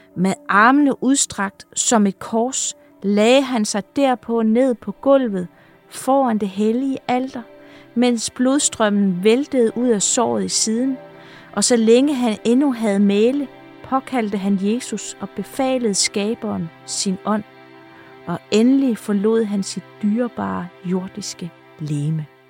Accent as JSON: {"language": "Danish", "area": "Funen", "region": "Southern Denmark", "country": "Denmark", "moved": "yes", "lives_now": "Jutland, Denmark", "said": "nu er jeg jo Fynbo, der bor i Jylland"}